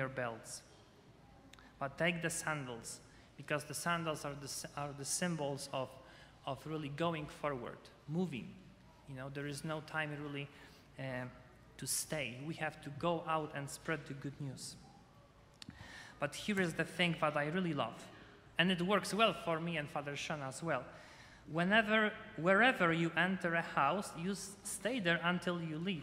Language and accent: English; Poland; moved away; I'm from Poland